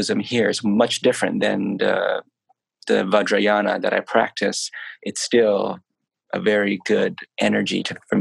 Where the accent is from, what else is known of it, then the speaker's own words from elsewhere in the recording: New York City, New York, United States; also born or lived in Los Angeles, United States; now in Thailand; I am Thai by ethnicity, but I was born in New York City.